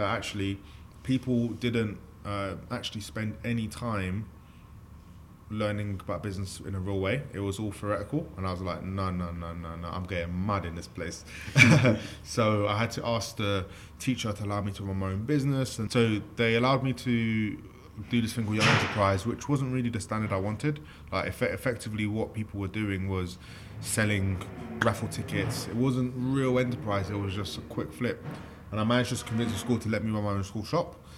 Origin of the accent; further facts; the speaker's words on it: London, United Kingdom; I'm a kid from East London who's still working.